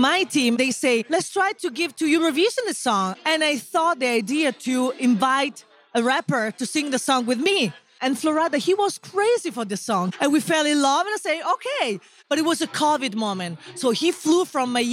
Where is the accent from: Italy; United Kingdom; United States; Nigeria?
Italy; I come from Italy.